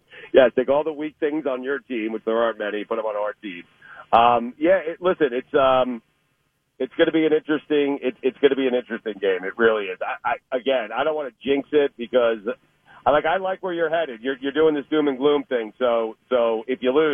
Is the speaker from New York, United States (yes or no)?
yes; Long Island, New York, United States; I grew up in on Long Island, up in New York